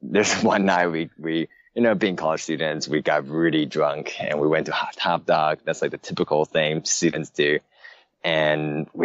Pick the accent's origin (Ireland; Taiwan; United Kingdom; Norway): Taiwan; moved away; also born or lived in San Francisco, United States; I was born and raised in Taiwan